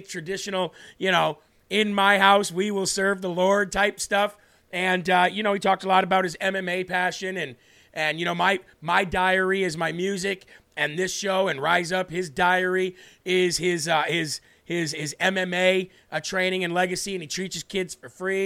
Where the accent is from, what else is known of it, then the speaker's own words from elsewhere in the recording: Illinois, United States; my home state of Illinois.